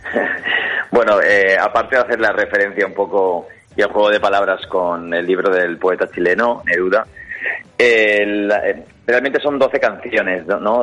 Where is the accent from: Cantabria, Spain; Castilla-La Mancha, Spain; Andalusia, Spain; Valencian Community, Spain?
Valencian Community, Spain; Gandia; nosotros somos de Gandía